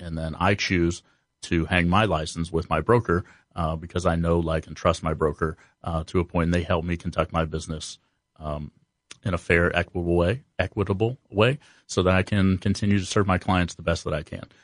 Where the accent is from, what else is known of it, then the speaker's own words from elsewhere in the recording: Columbus, Ohio, United States; born and raised in Columbus